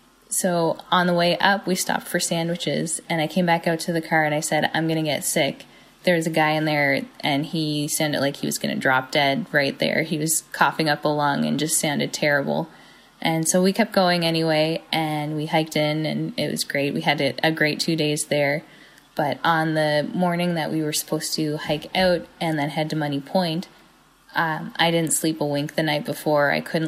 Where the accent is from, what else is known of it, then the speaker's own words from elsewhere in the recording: Sydney, Nova Scotia, Canada; I'm from Sydney.